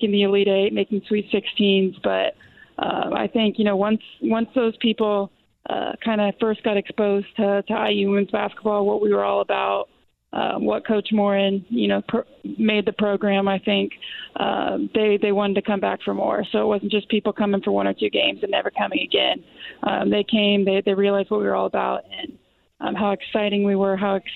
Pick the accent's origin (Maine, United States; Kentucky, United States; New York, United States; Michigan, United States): Kentucky, United States; Louisville; I grew up in Louisville